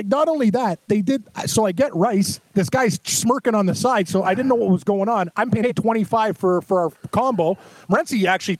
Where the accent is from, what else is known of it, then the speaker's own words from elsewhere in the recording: Canada; As a Canadian